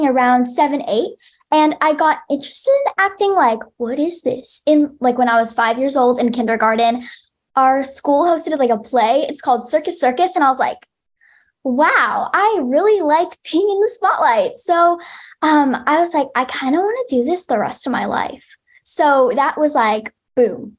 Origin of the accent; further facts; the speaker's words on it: United States; I am Asian American. I'm half Chinese and half Korean.